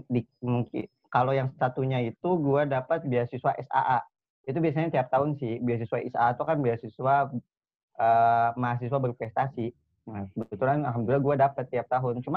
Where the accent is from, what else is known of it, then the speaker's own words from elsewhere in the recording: Kalimantan, Indonesia; karena gue itu dari Kalimantan dulunya.